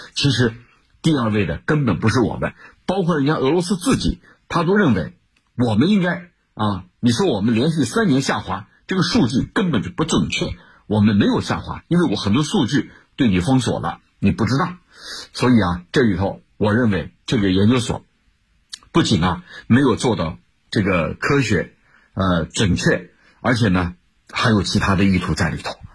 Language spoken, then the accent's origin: Chinese; China